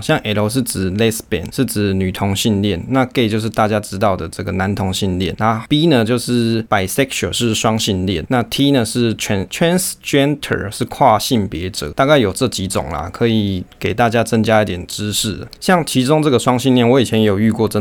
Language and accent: Chinese; Taoyuan, Taiwan; 因为我桃园人嘛